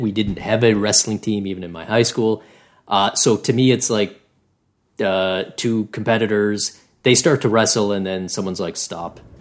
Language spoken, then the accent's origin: English; Canada; as a Canadian